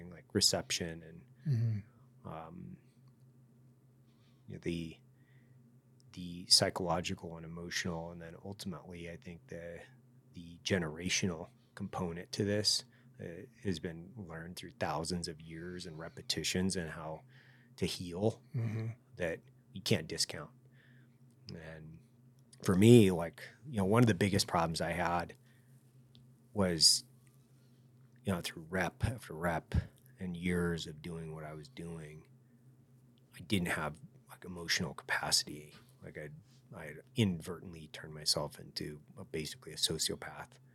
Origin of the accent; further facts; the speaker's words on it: United States; I grew up next to them